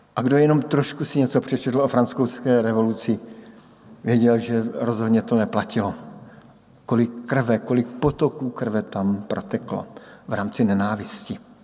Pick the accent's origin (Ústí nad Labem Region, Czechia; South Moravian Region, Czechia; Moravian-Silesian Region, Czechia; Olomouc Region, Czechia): South Moravian Region, Czechia; Brno; moved away as an adult; odbočka na Brno. Do mého rodného města, odbočka domů, kde žijí moji sourozenci, kde žijí moji přátelé z dětství